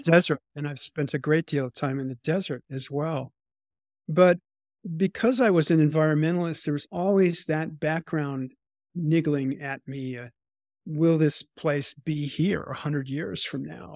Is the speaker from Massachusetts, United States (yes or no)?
yes; Boston, Massachusetts, United States; as a teenager growing up in the Boston area